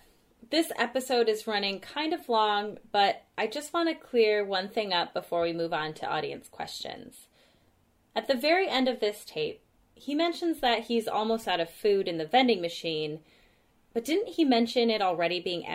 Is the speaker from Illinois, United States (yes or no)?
no; Michigan, United States; I'm from Michigan and everyone here says pop. From what I've been told, it's a pretty Midwest thing